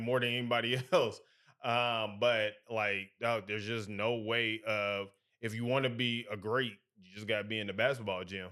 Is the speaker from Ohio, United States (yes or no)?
no; St. Louis, Missouri, United States; moved away as an adult; also born or lived in Alabama / Birmingham, Alabama; now in Atlanta, United States; I hail from Midwest, Saint Louis to be exact.